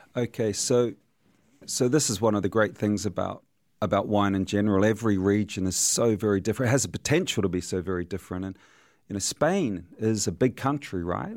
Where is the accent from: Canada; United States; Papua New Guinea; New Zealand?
New Zealand; I'm a New Zealander